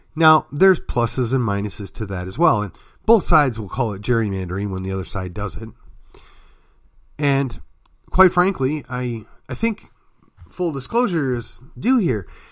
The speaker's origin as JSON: {"language": "English", "region": "Wisconsin", "country": "United States", "tie": "born or raised there", "moved": "yes", "lives_now": "Texas, United States", "said": "my home state was Wisconsin"}